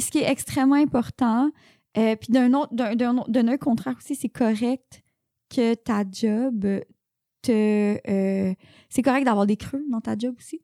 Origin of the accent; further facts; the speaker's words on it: Saint-Jérôme, Quebec, Canada; moved away; also born or lived in Sainte-Adèle / Montreal; viens de Saint-Jérôme